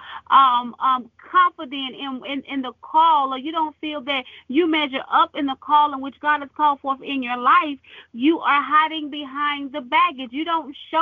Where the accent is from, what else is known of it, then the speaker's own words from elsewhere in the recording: United States; my hometown, my country. Amen. The USA